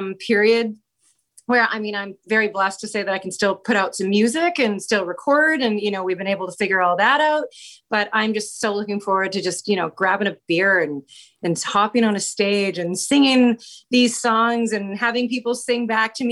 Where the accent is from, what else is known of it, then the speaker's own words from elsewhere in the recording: Abbotsford, British Columbia, Canada; also born or lived in Vancouver / Toronto; now in Langley, Canada; I was born and raised in Abbotsford, British Columbia, and now I live in Langley